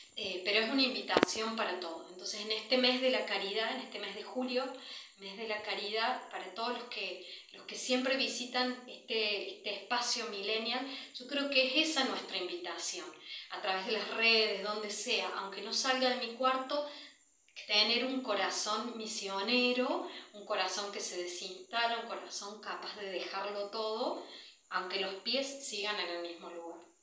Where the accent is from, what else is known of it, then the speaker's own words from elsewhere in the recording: Córdoba, Argentina; moved away as an adult; also born or lived in Africa; nací y me crié en Argentina